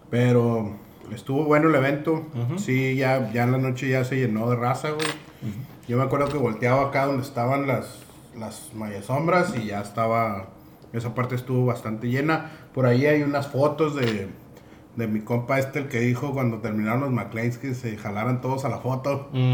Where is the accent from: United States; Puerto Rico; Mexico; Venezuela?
Mexico; northern Mexico; el pedo es que somos norteños, güey. Seguimos siendo del norte del país